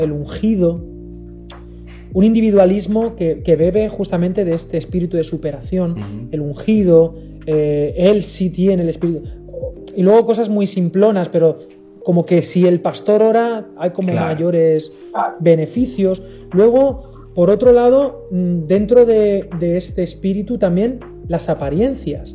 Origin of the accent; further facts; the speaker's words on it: Spain; también como español